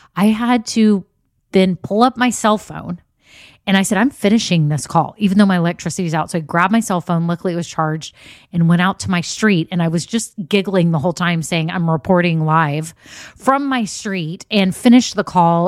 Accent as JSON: {"language": "English", "region": "Texas", "country": "United States", "said": "we're from Texas"}